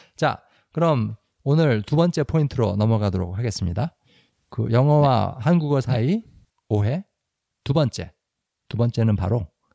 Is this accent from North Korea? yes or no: no; South Korea; now in United States; 우리 한국 사람들